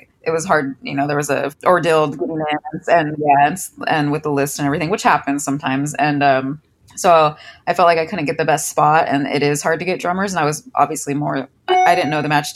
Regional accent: Orange County, California, United States; I'm from here originally, yeah. Orange County

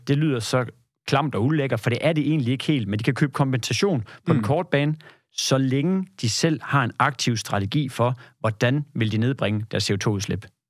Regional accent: Denmark; also born or lived in Kolding; jeg er fra det jyske

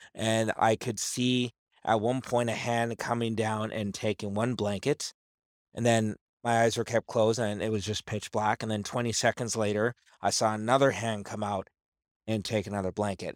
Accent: Campbell River, British Columbia, Canada; moved away; I grew up there in Campbell River

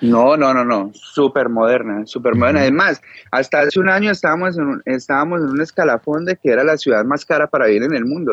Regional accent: Cali, Valle del Cauca, Colombia; now in Israel; yo que soy de Cali

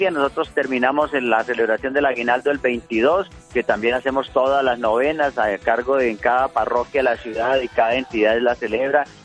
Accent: Boyacá, Colombia; Yo soy boyacense, quiero a Boyacá, la tierra del puente, de la libertad.

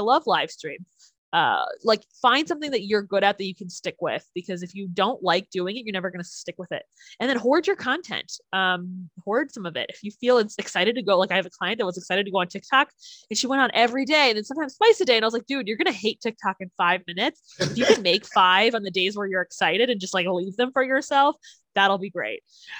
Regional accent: Chicago, Illinois, United States; I am from Chicago.

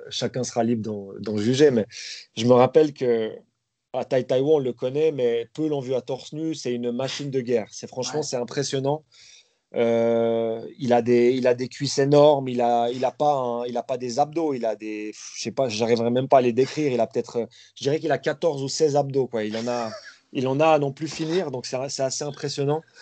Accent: Vallorbe, Vaud, Switzerland; Moi, je viens de Valorbe, dans le Nord-Vaudois. Donc, euh, pas loin de, entre Yverdon et Lausanne

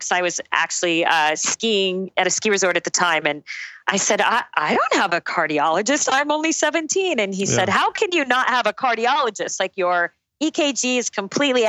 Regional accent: Phoenix, Arizona, United States; also born or lived in Tucson, Arizona / Durham, North Carolina; I was born and raised in Phoenix, went down to Tucson for college, to the University of Arizona.

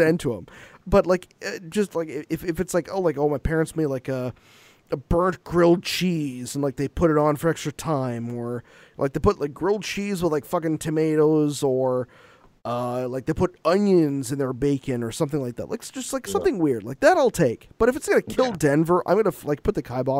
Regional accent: Canada; I'm Canadian

